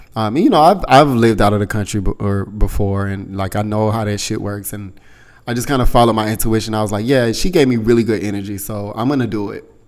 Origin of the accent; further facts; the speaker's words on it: United States; I told her I was from the States